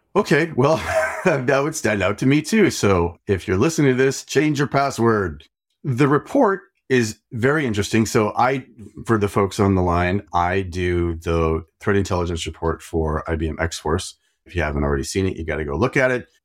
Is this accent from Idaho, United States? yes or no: yes; Idaho, United States; I am also from Idaho, and apparently Roya lived like two hours from me.